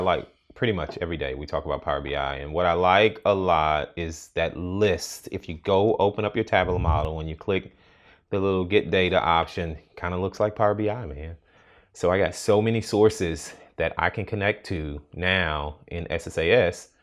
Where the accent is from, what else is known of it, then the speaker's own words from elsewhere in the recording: Houston, Texas, United States; moved away; I grew up in Houston